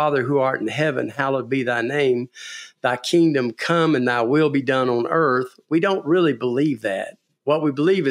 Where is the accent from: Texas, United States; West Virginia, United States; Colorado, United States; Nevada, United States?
Texas, United States; being a Texan and being a businessman